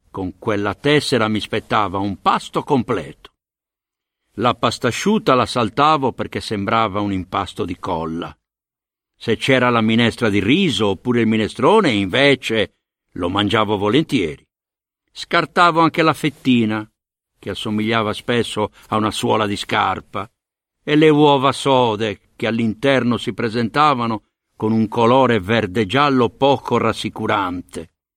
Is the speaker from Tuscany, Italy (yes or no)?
no; Sardinia, Italy; accent: Sardinian; also born or lived in Sicily; ero Usardignolu, anche se portavo un cognome siciliano, e il mio accento e il mio orgoglio erano palesemente sardi